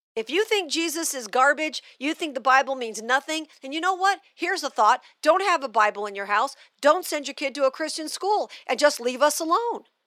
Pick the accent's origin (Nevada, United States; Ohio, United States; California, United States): Nevada, United States; Las Vegas; also born or lived in Missouri; Vegas, which is my hometown